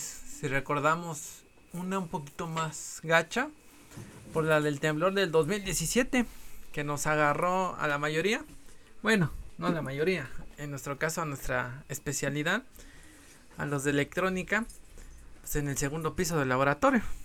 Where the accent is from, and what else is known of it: Mexico City, Mexico